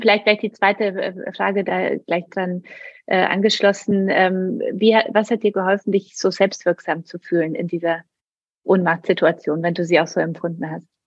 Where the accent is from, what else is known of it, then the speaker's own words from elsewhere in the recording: Poland; moved away; bin aus Polen katholisch